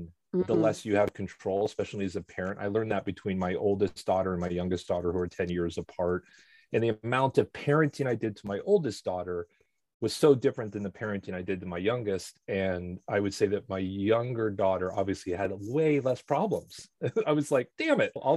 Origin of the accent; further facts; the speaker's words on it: Los Angeles, California, United States; also born or lived in Seattle / Boston / New York; I think probably right around first grade, we moved